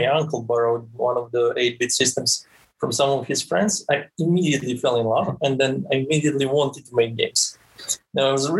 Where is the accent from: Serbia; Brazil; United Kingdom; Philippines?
Serbia; moved away as an adult; also born or lived in Switzerland / Tampere, Finland; now in Helsinki, Finland; I'm originally from Serbia